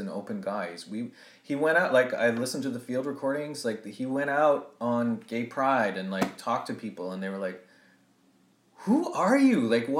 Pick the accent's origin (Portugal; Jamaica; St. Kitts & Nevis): Jamaica; That just because I'm Jamaican doesn't mean that I fled my country because I'm gay, right? You're telling me that my people are savages, right?